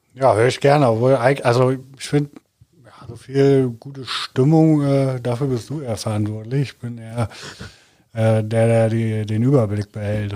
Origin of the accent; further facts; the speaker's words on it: Hamburg, Germany; now in Cologne, Germany; ich komme aus Hamburg, äh, wohne in Köln